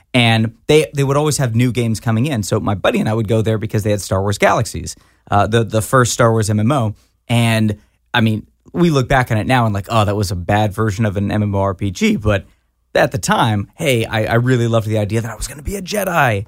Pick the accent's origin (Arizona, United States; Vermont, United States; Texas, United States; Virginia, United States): Texas, United States; Fort Worth; I grew up in Fort Worth, Texas